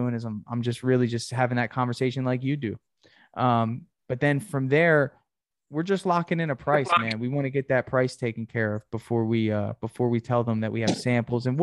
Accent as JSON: {"language": "English", "town": "Gainesville", "region": "Florida", "country": "United States", "said": "I'm from Gainesville"}